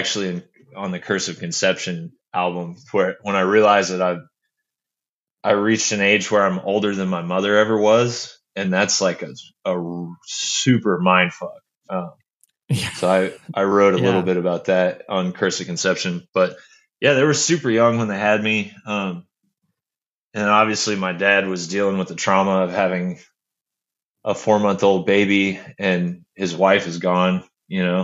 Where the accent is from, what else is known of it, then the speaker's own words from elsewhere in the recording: Bartlesville, Oklahoma, United States; moved away as an adult; also born or lived in Florida / Arkansas; we moved to Bartlesville, and that's the small conservative town that I grew up in that you were speaking of earlier. I was there from third grade all the way through high school